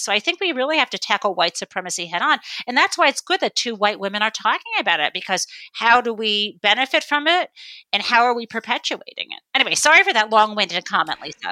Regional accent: northwest suburbs of Detroit, suburb of Michigan, United States; when I grew up in the suburb of Michigan, it was highly segregated

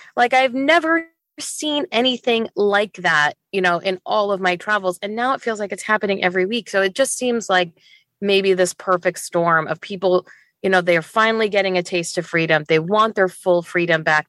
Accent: Northwest Indiana, United States; moved away as an adult; also born or lived in Chicago / Dubai; now in Seattle, United States; originally from Northwest Indiana. um, which is where I grew up

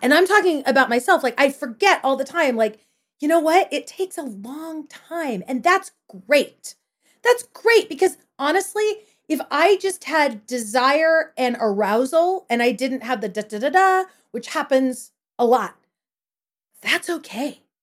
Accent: Porterville, California, United States; I grew up in Porterville, California, in the Central Valley of California

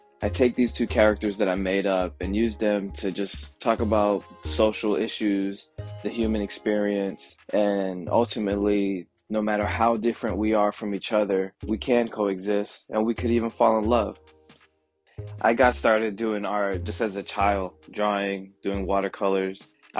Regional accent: Brooklyn, New York, United States; born there; also born or lived in East Coast; now in Atlanta, United States; So I was born in Brooklyn, New York, and I've lived up and down the East Coast, multiple cities, but I moved to Atlanta in 2004.

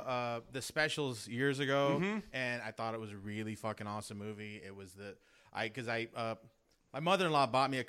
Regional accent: San Pedro, California, United States; I'm not from Hawaii, but I'm from San Pedro.

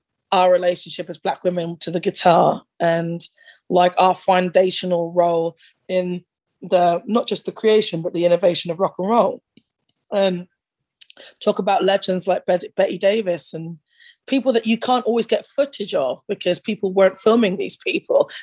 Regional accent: United Kingdom; growing up in that era in the UK

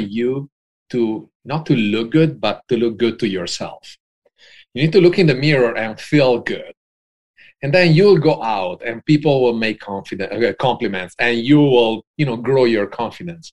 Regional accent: Venice, Veneto, Italy; moved away as an adult; also born or lived in Milan; now in Venice Beach, United States; I'm from Venice, but I lived in Milan.

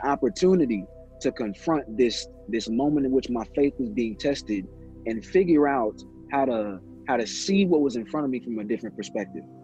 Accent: Indianapolis, Indiana, United States; also born or lived in South Bend, Indiana / Gary, Indiana; Indianapolis raised me. Indianapolis made me, but born in South

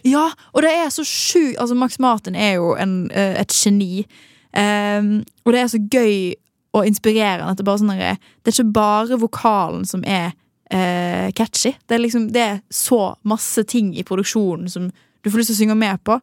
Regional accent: Western Norway, Norway; Som en ekte vestlending

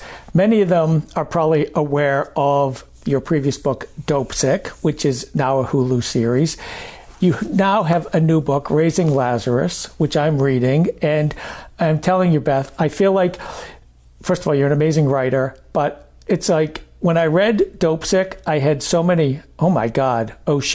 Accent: Maine, United States; moved away; I grew up in Maine

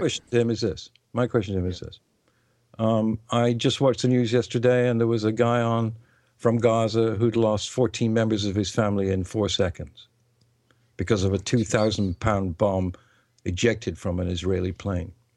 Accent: England, United Kingdom; first language English; I am English and I speak that language, and the other languages are foreign to me

